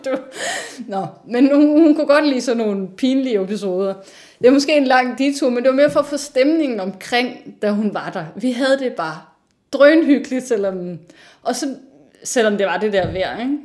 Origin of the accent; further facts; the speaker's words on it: North Jutland, North Denmark Region, Denmark; moved away; jeg er opvokset i Nordjylland, øhm, men som datter af to sønderjyder.